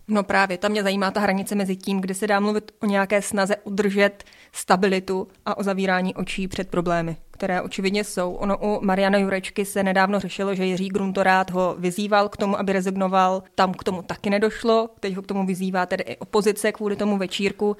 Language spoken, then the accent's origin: Czech; Czechia; jsme jako Češi